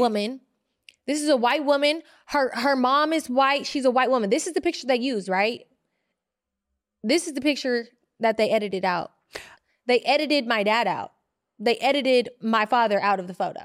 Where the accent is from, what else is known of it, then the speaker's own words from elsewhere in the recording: Bay Area, California, United States; When I was growing up, I grew up in the Bay Area